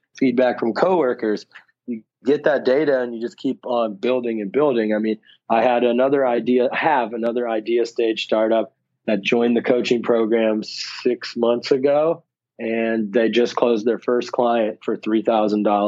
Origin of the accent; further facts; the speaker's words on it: Ohio, United States; moved away; also born or lived in Dubai / San Francisco; I'm originally from Ohio, but I moved out of the country a long time ago